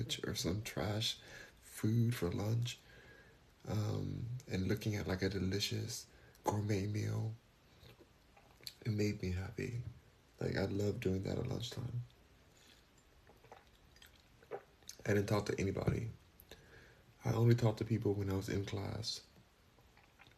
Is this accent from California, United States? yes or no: yes; Los Angeles, California, United States; now in Houston, United States; I'm in Houston now, but I'm from Los Angeles